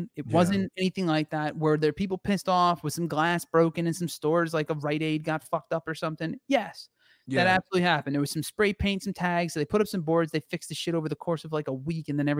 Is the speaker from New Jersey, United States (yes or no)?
yes; New Jersey, United States; accent: Jersey; moved away; also born or lived in Florida; if I'm around anybody from back home, my the jersey comes out hard